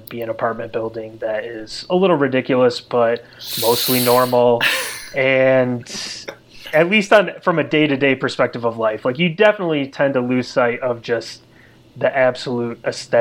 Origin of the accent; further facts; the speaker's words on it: suburb of Grand Rapids, western Michigan, United States; accent: Michigan; my hometown and the castle